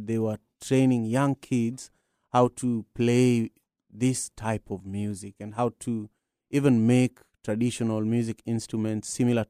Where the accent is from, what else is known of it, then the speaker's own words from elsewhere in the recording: Kisumu, Kisumu County, Kenya; moved away as an adult; also born or lived in Nairobi; whenever I went back to Kisumu, my hometown